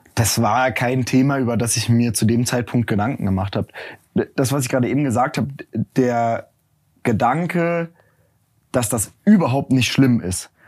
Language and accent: German; near Cologne, North Rhine-Westphalia, Germany; moved away as an adult; also born or lived in Berlin; dann bin ich nach Köln gegangen oder auch zurück in die Heimat. Ich komme aus der Nähe von Köln